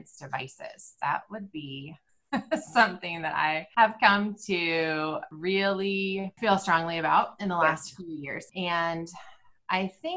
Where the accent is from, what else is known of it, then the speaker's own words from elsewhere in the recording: California, United States; moved away as an adult; now in Indiana, United States; We're from California. We've been living in California until 2017, and we moved here